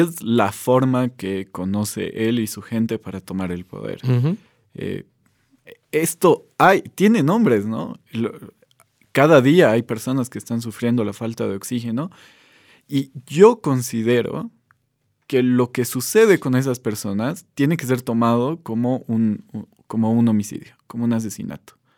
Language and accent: Spanish; Bolivia; como bolivianos